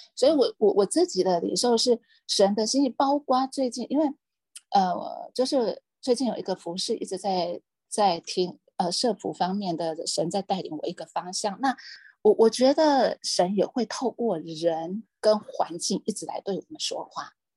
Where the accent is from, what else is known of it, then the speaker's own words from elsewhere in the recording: Hualien County, Taiwan; now in Taipei, Taiwan; 我故乡在花莲